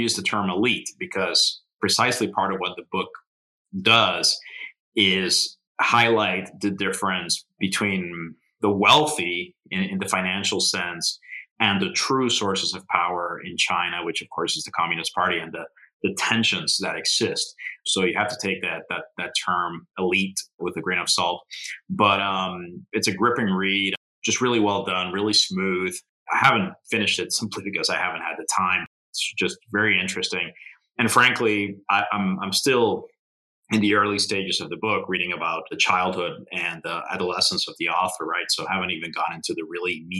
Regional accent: Puerto Rico; I grew up in Puerto Rico, and Don Quixote was part of the curriculum.

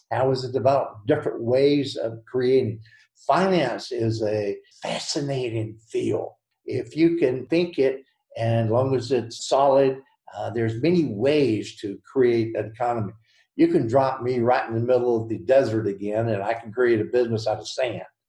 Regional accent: the South, United States; accent: Southern; with the Southern tongue

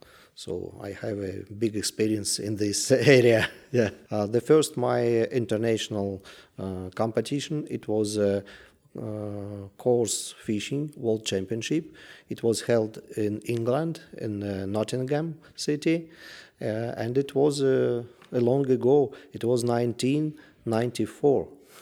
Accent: Russia; English is a second language; I am from Russia.

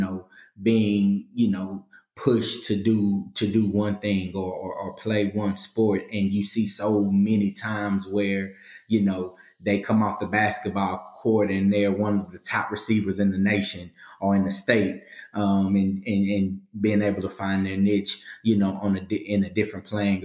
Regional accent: Galveston, Texas, United States; also born or lived in Missouri City, Texas; I'm from Galveston, Texas, born and raised. I moved to the greater Houston area, Missouri City, Texas. I was about 14 years old

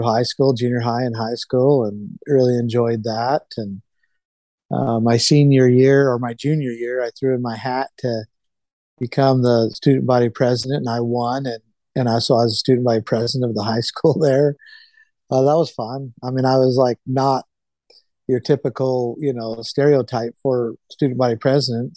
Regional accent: Mesquite, Nevada, United States; now in Idaho, United States; I grew up in Southern Nevada on a ranch, and I grew up in the same home that my father grew up

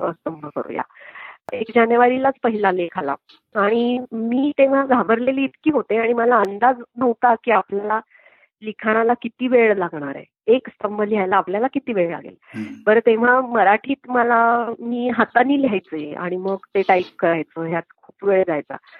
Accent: Nashik, Maharashtra, India; मी नाशिकची आहे आणि माझं माहेर सासर दोन्ही नाशिक आणि I was born and brought up in Nashik

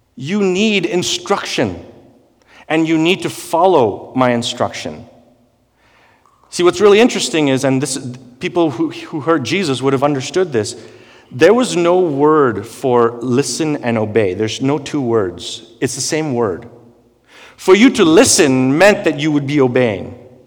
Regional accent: India; growing up in India

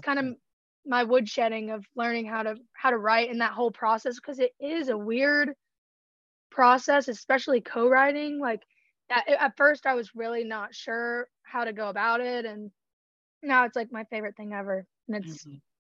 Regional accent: Georgia, United States; I'm from Georgia, so obviously country music was a big part of growing up

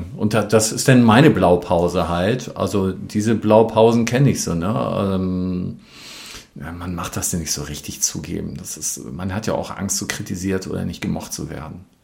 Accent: West Germany, Germany; ich bin ja Westdeutscher

